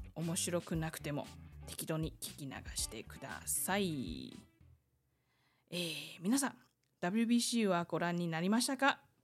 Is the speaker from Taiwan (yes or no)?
yes; Taiwan; 台湾生まれ、台湾育ち